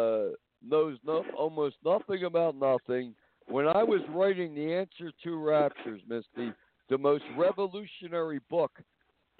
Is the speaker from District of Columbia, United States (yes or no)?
no; New York, United States; accent: New York; now in Whitefish, United States; I have a New York accent because I'm from New York.